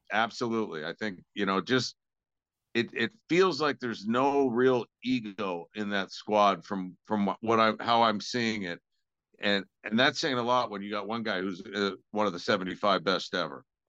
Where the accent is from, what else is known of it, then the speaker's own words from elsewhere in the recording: Spokane, Washington, United States; I grew up in Spokane